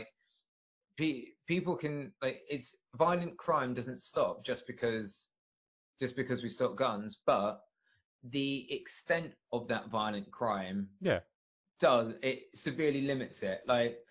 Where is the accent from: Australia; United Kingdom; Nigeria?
United Kingdom; England; We have guns in England